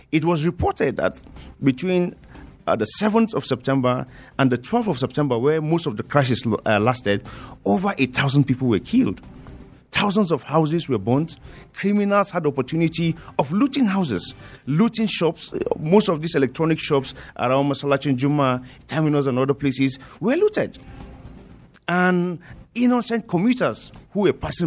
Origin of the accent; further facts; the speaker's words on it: Jos, Plateau, Nigeria; I grew up in Jos, and we were within the epic center during the 2001 crisis